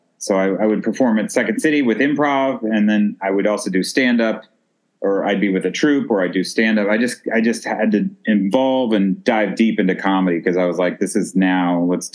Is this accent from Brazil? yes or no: no; Texas, United States; moved away as an adult; also born or lived in Joliet / Chicago; Yeah, I was born in Joliet, but and I was a kid. We moved to Texas when I was about in first grade.